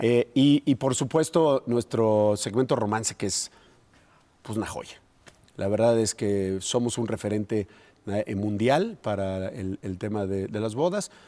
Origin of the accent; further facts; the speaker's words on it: Guanajuato, Mexico; todos los guanajuatenses